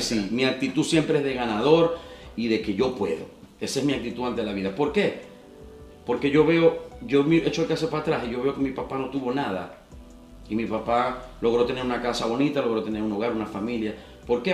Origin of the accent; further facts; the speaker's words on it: Maracaibo, Zulia, Venezuela; Nací en Maracaibo